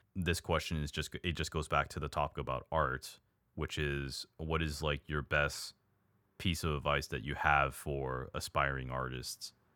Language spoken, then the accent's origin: English; United States; I'm an American